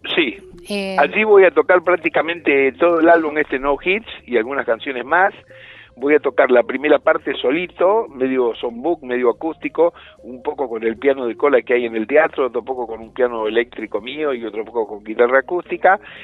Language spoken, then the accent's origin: Spanish; Rosario, Santa Fe, Argentina; yo soy nieto de andaluces y piamonteses y soy de Rosario